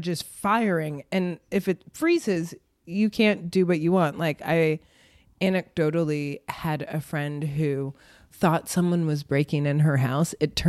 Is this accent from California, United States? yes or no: yes; Oakland, California, United States; born there; also born or lived in North Carolina / Connecticut / Illinois / New York; Ooh, I grew up all over. I was born in Oakland, but I've lived just outside the Bay Area, North Carolina, Connecticut, Illinois, and New York.